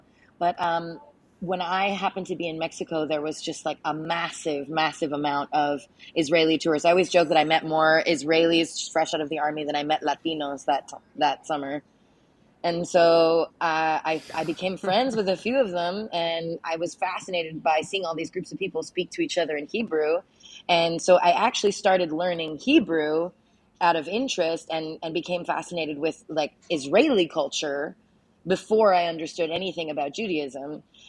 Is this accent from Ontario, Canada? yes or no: no; Saskatchewan, Canada; also born or lived in Medicine Hat, Canada; Growing up in Saskatchewan, country radio is everywhere.